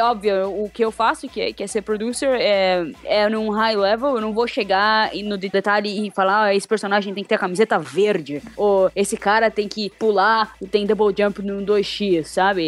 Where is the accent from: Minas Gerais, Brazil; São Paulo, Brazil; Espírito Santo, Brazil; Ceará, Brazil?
São Paulo, Brazil; now in Europe; Eu sou de São Paulo